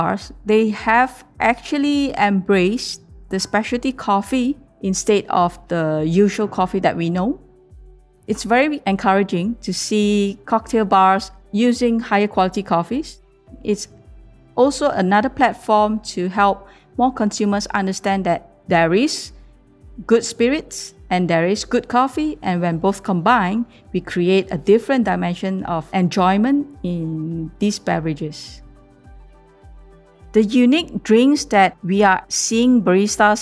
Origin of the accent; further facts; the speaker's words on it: Kuala Lumpur, Malaysia; I'm from Kuala Lumpur